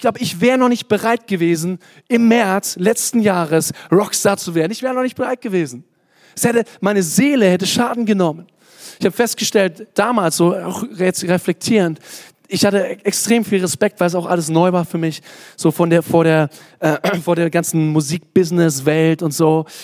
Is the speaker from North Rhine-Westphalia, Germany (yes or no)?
no; Kottensdorf, Bavaria, Germany; dass es zu viel Spatzen in Kottensdorf gibt, das ist schon eine Menge, da wo ich herkomme